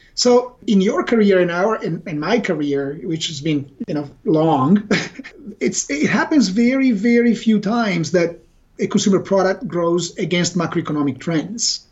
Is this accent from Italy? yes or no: yes; Italy; now in Redmond, United States; We were here in Redmond. Uh, we are originally from Italy, but we all worked for Microsoft Corporation